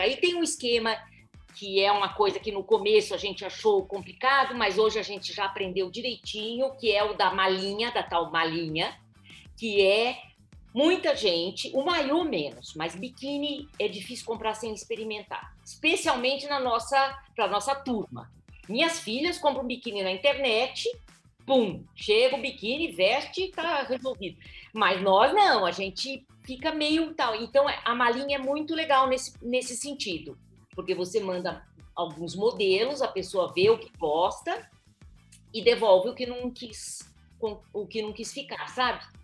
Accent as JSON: {"language": "Portuguese", "region": "Minas Gerais", "country": "Brazil", "said": "nós somos mineiras"}